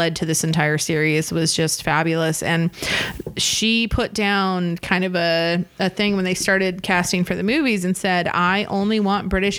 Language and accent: English; United States; we're American.